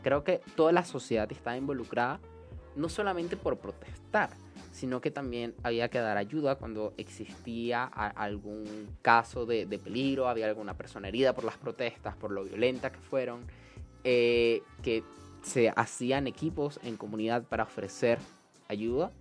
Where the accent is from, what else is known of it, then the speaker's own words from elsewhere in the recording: Venezuela; estábamos tan unidos como venezolanos